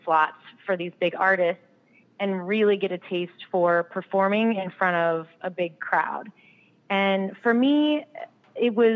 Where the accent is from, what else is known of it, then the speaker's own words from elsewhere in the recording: Frederick, Maryland, United States; moved away as an adult; also born or lived in North Carolina / Baltimore, Maryland; now in Nashville, United States; I grew up in Frederick, Maryland, and I spent most of my life in Maryland